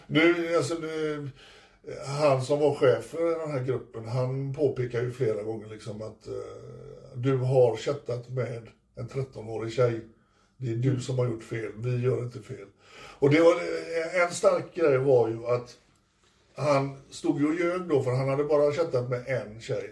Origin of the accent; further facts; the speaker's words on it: Sweden; jag är från Sverige